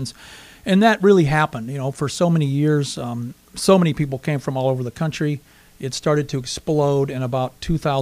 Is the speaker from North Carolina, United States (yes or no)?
yes; North Carolina, United States; now in Sioux Falls, United States; I was from North Carolina